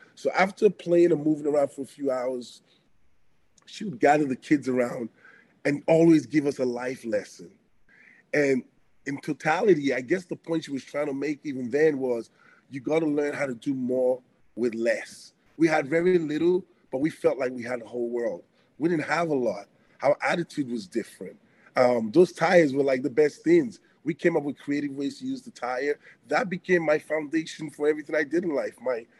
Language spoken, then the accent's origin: English; Antwerp, Flanders, Belgium; born there; I was born in Belgium, Belgium, Antwerp, but my parents were from West Africa in Benin, Edo State, West Africa.